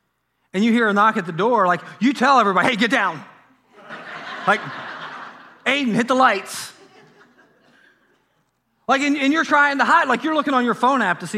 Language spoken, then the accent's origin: English; Harrison, Ohio, United States; Like, for me growing up in Harrison, Ohio, it was 5, 9, and 12.